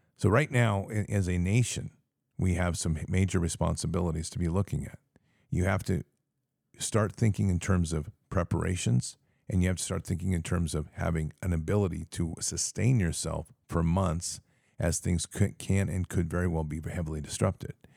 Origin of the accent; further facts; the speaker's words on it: United States; we are American patriots